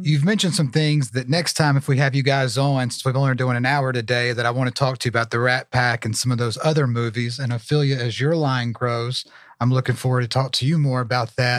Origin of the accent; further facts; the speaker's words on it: Alabama, United States; I'm from Alabama